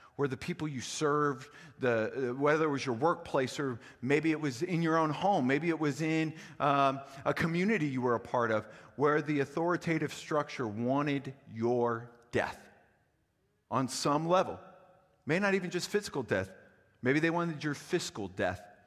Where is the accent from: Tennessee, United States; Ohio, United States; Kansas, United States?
Ohio, United States; Cincinnati; moved away; also born or lived in Wisconsin; I'm a Yankee. I'm from Cincinnati, Ohio originally, but my entire family for the most part came from Wisconsin